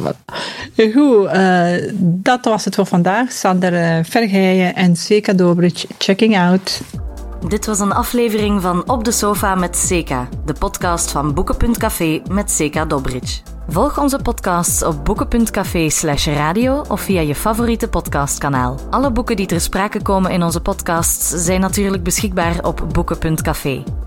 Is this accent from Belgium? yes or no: yes; Flanders, Belgium; wij ons allemaal als Vlamingen